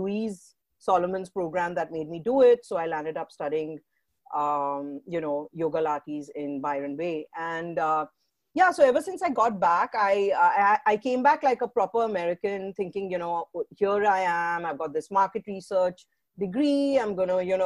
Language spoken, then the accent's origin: English; India; also born or lived in England / United States / Mumbai; I grew up in India and was born in England, grew up in India.